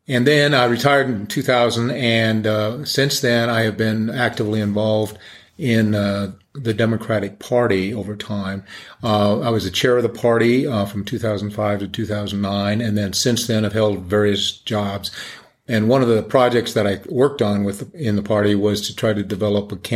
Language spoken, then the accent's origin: English; Denver, Colorado, United States; now in Colorado Springs, United States; Well, I grew up in Denver and went to Denver Public Schools, and then I came down to Colorado Springs to go to Colorado College